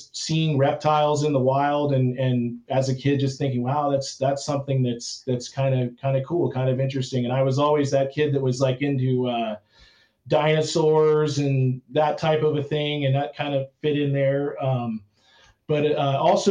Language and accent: English; Torrance, California, United States; I grew up in Torrance, which is just south of Los Angeles